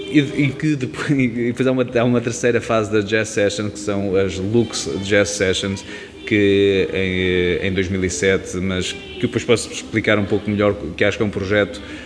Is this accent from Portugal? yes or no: yes; Leiria, Centro, Portugal; moved away as an adult; also born or lived in Lisbon; saí de Leiria, ou seja, vim para Lisboa estudar